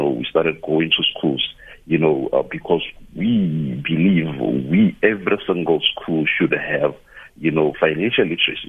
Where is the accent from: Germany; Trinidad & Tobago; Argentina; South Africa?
South Africa; Polokwane, Limpopo; I grew up in Polokwane